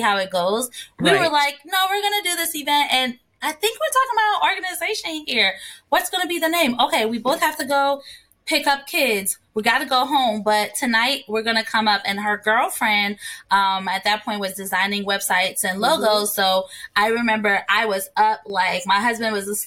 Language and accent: English; Ghana; moved away; also born or lived in New Jersey, United States / Washington, D.C., United States; So I was born and raised in Ghana. And when I moved to the States, I became a Jersey girl